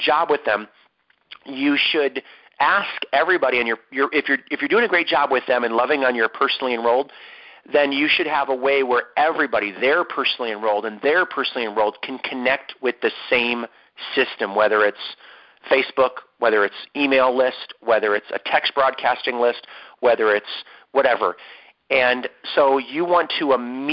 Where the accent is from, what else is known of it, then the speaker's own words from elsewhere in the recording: Ohio, United States; moved away; from Ohio, my home state